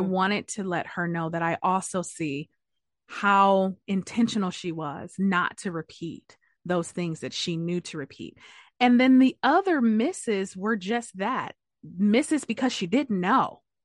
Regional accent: Detroit, Michigan, United States; I'm from Detroit

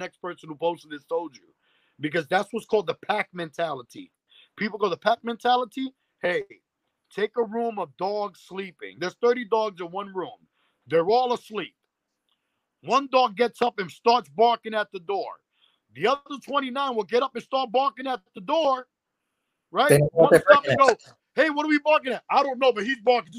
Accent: New York City, New York, United States; Growing up in Spanish Harlem

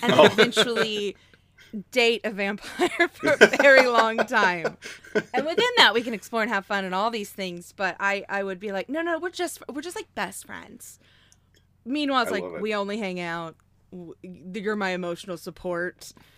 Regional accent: Oklahoma, United States; was raised in Oklahoma, so I kind of describe myself like the South or the Midwest, depending on

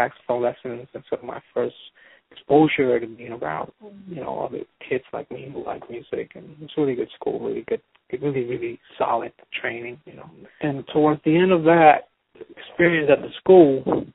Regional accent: San Juan, Puerto Rico; moved away as an adult; also born or lived in Boston, United States; I grew up in San Juan, in a section of San Juan called Santurce

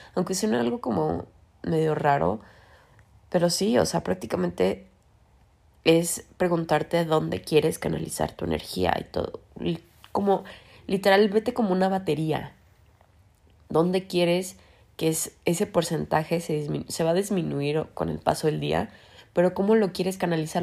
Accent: Mexico; porque somos mexicanos

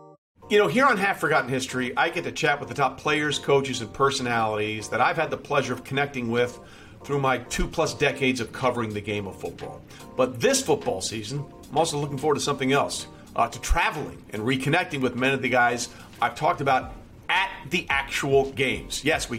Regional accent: Detroit, Michigan, United States; especially growing up in Detroit, right?

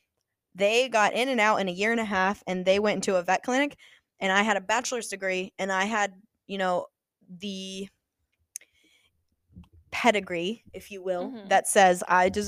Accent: Illinois, United States; moved away as an adult; now in Ohio, United States; I was originally from Illinois

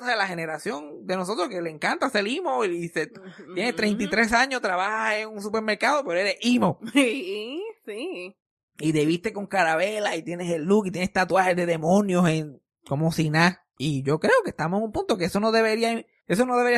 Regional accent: Yabucoa, Puerto Rico; accent: Yabucoa; Yo soy puertorriqueño. soy puertorriqueño. ¿Qué te pasa a ti? Eh, yo, yo, yo soy de Yabucoa. este mi acento de Yabucoa.

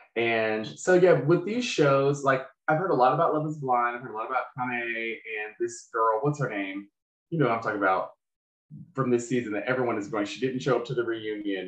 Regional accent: Charlotte, North Carolina, United States; I'm from Charlotte.

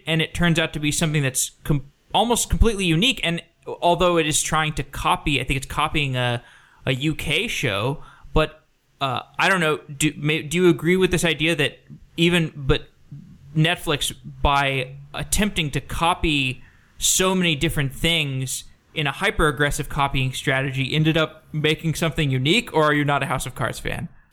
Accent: Austin, Texas, United States; I grew up in Austin. I spent twenty-three years there.

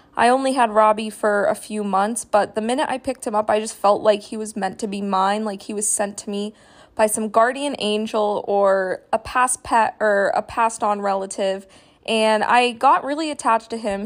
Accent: New Hampshire, United States; I grew up in New Hampshire

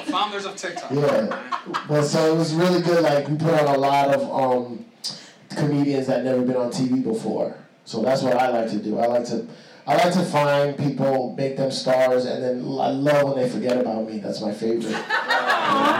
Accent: New York City, New York, United States; I'm Puerto Rican from the Bronx

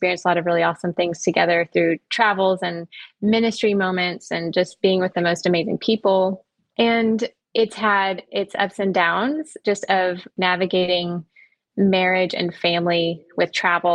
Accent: Orlando, Florida, United States; I grew up in Orlando, Florida

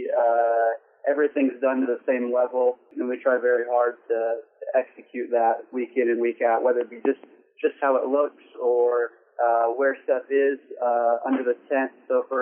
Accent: Iowa, United States; moved away as an adult; also born or lived in North Carolina; I grew up in Iowa.

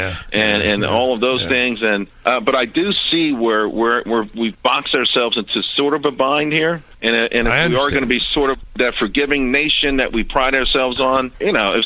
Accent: New York City, New York, United States; spent a large portion of my childhood growing up in Harlem

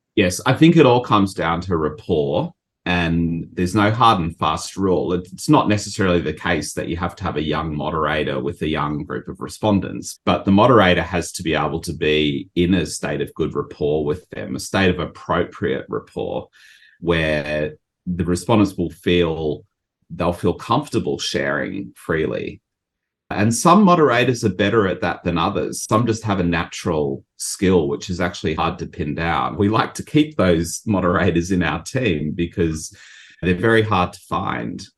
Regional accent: Australia; moved away as an adult; now in Japan; I'm from Australia

